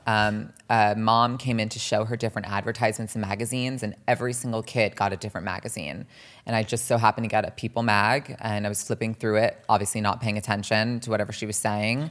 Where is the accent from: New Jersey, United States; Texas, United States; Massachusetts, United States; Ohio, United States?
New Jersey, United States; also born or lived in Los Angeles / Millburn and Short Hills, New Jersey; growing up in New Jersey